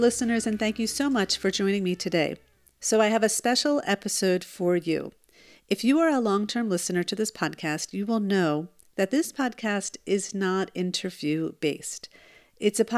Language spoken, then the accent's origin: English; New Jersey, United States; now in Israel; I am originally from New Jersey